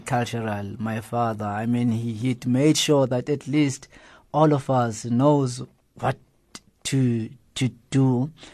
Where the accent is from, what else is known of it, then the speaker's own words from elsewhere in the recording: Johannesburg, Gauteng, South Africa; especially where I grew up in Alex